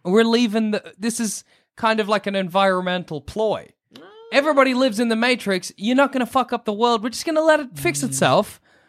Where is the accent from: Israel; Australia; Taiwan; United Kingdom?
Australia; I am Australian.